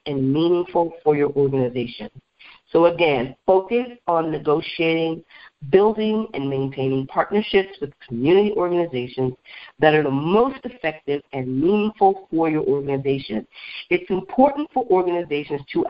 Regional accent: Beloit, Wisconsin, United States; there's a Culver's restaurant in my hometown, Beloit, Wisconsin

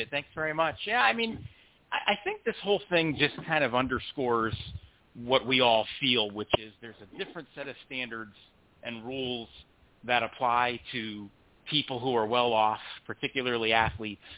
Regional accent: Connecticut, United States; I'm from Connecticut, as is he.

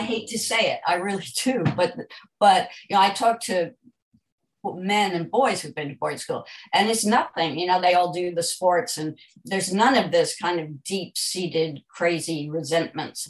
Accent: United States; moved away as an adult; also born or lived in New York; now in London, United Kingdom; I'm an American

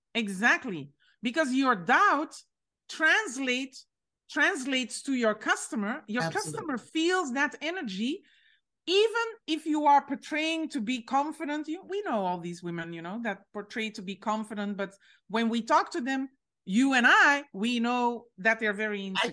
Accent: Belgium; I'm from Belgium, but my father is Moroccan.

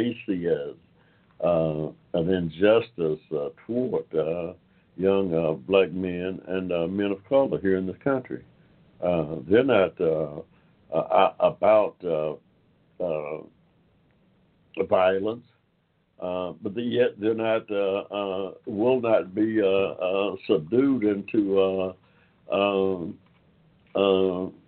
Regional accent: Georgia, United States; from the time that I was born here in Georgia in the 1940s

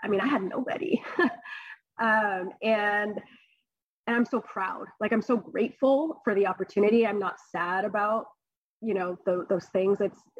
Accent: California, United States; So I grew up on the Central Coast. I was here when I was really young. I went to high school, I went to AG High, I went to Cal Poly. I've spent most of my life here on the Central Coast.

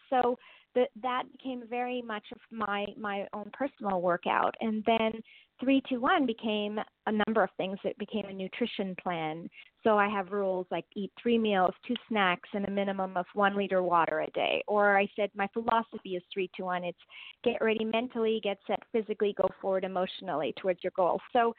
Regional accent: Germany; born there; I was born in Germany, and I really didn't identify with being Indian.

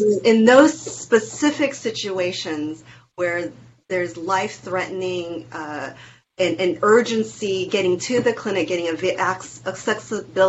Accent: Taiwan; moved away; the house that I was born in Taiwan

